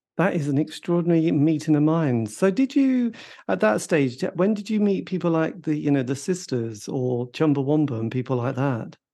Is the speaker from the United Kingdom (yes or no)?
yes; East Anglia, East of England, United Kingdom; I grew up in a village in the middle of nowhere in East Anglia